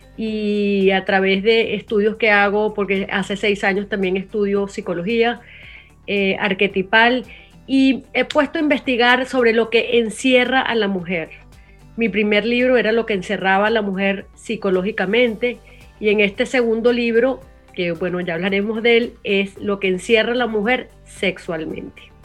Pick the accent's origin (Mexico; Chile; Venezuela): Venezuela; now in United States; siendo venezolana, viviendo en Estados Unidos